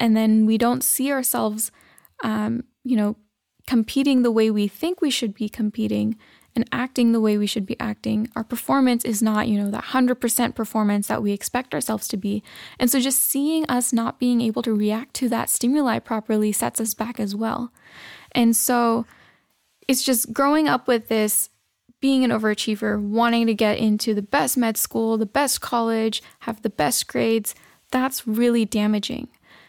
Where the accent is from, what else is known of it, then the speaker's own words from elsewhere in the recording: United States; So like I mentioned, I am a Pakistani American, and being a female, there's a lot of expectations that I hold myself to.